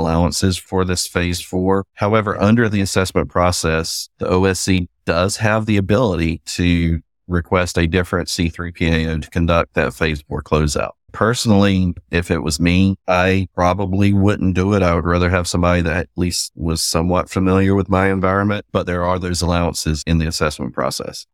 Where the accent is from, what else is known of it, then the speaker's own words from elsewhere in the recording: the South, United States; accent: Southern; you can probably tell by my accent, I'm Southern.